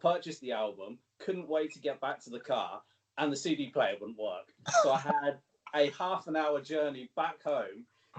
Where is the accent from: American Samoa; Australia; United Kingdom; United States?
United Kingdom; near Cambridge, East of England; So I'm from England. We're not too far away from Cambridge. That's probably the most sort of recognizable place near me.